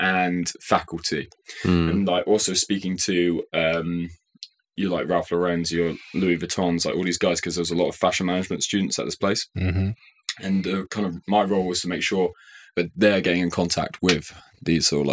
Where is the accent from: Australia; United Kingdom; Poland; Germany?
United Kingdom; Shrewsbury, West Midlands; moved away; also born or lived in Nottingham / Paris; I'm from Shrewsbury. It's a small town